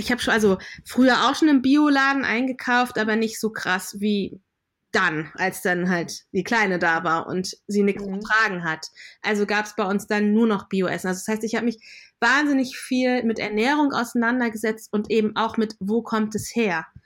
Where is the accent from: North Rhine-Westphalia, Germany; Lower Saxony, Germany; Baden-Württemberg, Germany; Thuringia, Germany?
Lower Saxony, Germany; born there; Also ich bin in Deutschland geboren, in Niedersachsen. Da wachsen viele Knollengemüse.